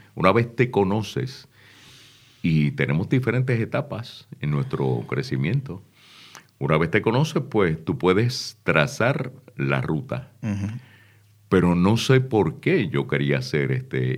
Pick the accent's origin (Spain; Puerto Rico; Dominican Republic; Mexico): Puerto Rico; San Juan; also born or lived in Río Piedras / Santa Isabel / Patillas; Luego nos mudamos a la parte alta de Santurce y estudié de cuarto grado hasta noveno en la escuela Luchetti.